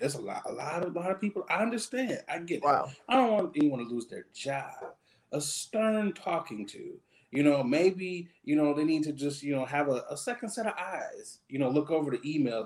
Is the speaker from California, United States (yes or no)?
no; Michigan, United States; I'm from Michigan.